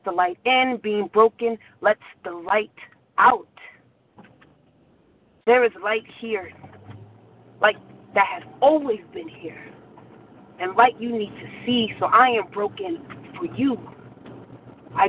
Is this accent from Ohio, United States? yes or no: no; Southern California, United States; now in New York, United States; I'm from Southern California, but I live in New York.